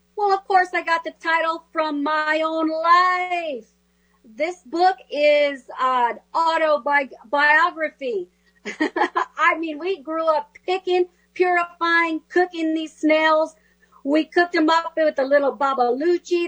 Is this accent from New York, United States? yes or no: no; California, United States; the Spanish I learned growing up in California